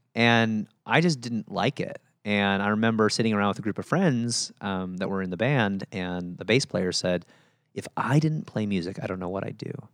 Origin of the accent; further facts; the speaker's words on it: Chicago, Illinois, United States; moved away; grew up just outside of Chicago in the suburbs